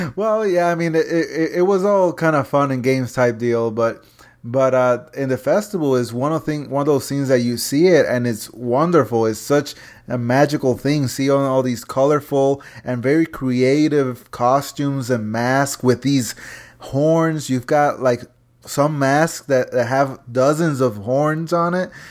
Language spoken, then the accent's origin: English; Ponce, Puerto Rico; Ponce, Puerto Rico, which is my hometown